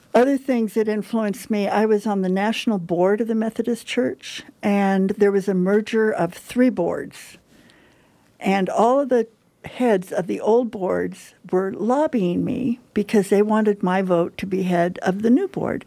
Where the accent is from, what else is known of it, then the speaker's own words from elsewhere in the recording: Huntington Park, California, United States; I grew up in Huntington Park, California, which is in Southern California